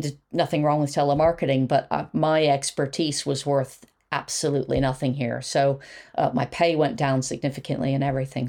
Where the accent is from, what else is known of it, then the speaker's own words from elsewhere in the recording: Quakertown, Pennsylvania, United States; moved away as an adult; now in United Kingdom; I'm from Philadelphia. Uh, well, actually, a very nice suburb outside of Philadelphia. So fifty miles north of Philadelphia